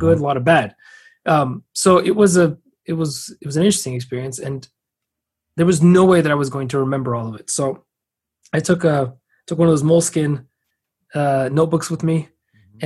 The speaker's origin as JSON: {"language": "English", "town": "San Francisco", "region": "California", "country": "United States", "tie": "born or raised there", "said": "i was born in san francisco"}